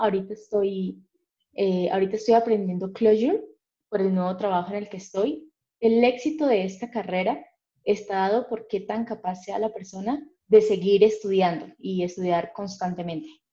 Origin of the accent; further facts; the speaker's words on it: Cúcuta, Norte de Santander, Colombia; yo soy de Cúcuta, Colombia